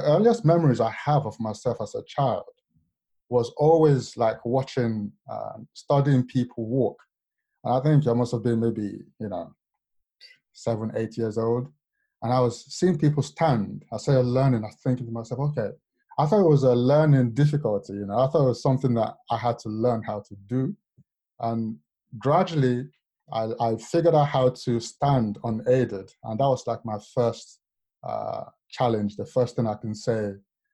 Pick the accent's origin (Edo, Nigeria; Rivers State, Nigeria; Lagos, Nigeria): Lagos, Nigeria; moved away; also born or lived in London / Warwick; as a child growing up in Lagos